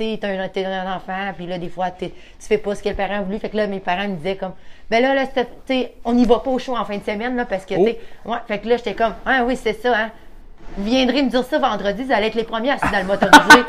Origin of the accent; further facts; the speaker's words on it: Roberval, Quebec, Canada; moved away as an adult; now in Donnacona, Canada; Moi, je viens de Robertval. OK. Dans le fond, j'étais là comme 25 ans de ma vie